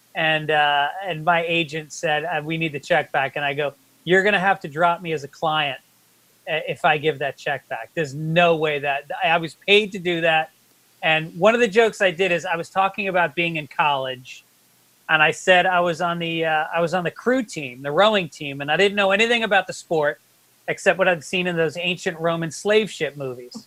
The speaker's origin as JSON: {"language": "English", "town": "New York City", "region": "New York", "country": "United States", "said": "I'm Bronx Irish Catholic"}